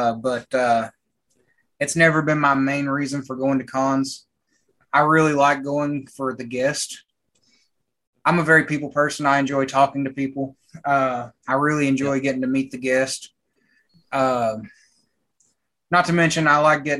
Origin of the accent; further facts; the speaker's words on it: Knoxville, Tennessee, United States; I was born and raised here.